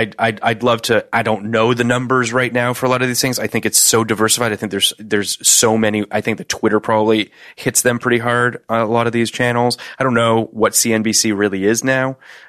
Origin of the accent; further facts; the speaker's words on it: Canada; I'm Canadian. I didn't have MTV.